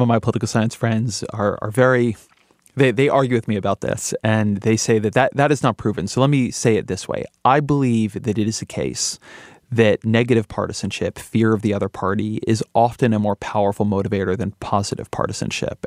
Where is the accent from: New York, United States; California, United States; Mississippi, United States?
California, United States; I'm Californian